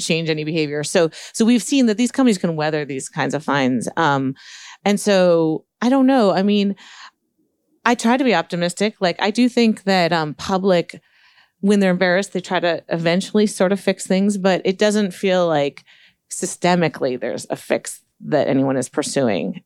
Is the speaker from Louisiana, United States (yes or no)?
no; Palo Alto, California, United States; I grew up in Palo Alto and started programming in fifth grade.